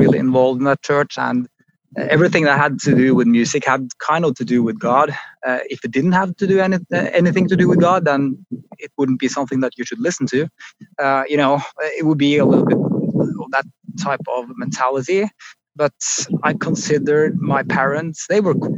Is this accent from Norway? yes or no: yes; Oslo, Norway; I grew up just outside Oslo